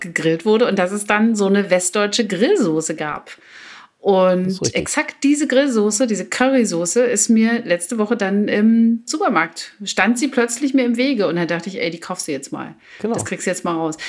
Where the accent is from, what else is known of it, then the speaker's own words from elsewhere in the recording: East Germany, Germany; Ich komme ja aus dem Osten